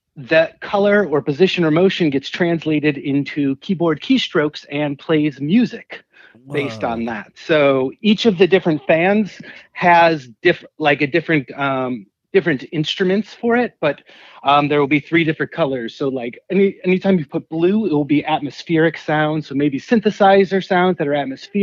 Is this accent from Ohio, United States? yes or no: yes; Cleveland, Ohio, United States; now in Pittsburgh, United States; I'm based out of Pittsburgh, but I grew up in Cleveland